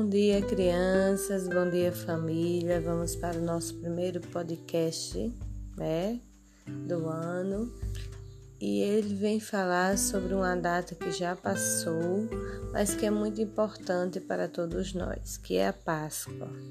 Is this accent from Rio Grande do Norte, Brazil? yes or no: yes; Açu, Rio Grande do Norte, Brazil; eu sou de Açu, Rio Grande do Norte